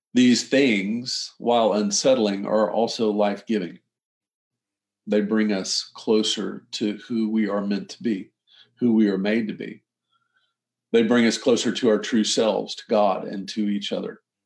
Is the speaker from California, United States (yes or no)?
no; Austin, Texas, United States; growing up in Austin, my dad had this restaurant down the street from where I grew up